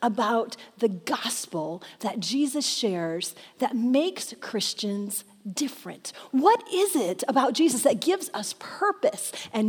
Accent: Michigan, United States; moved away; I grew up in Michigan in the Midwest.

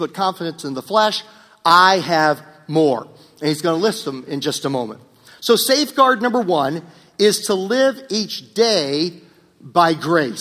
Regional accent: Virginia, United States; when I grew up in Virginia

